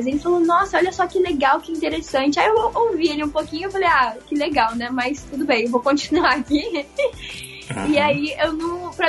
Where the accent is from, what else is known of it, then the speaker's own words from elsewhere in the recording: Rio de Janeiro, Brazil; moved away as an adult; now in Japan; Eu nasci na cidade do Rio de Janeiro e já muito pequenininha eu fui pro interior do Rio, né, onde eu fui criada.